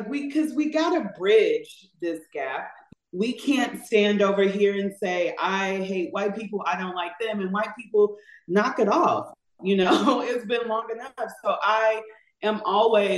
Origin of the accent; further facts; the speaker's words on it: St. Louis, Missouri, United States; we're from the Midwest. St. Louis is where we are from